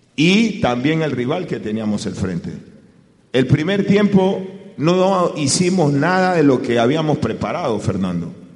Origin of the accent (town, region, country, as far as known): Ecuador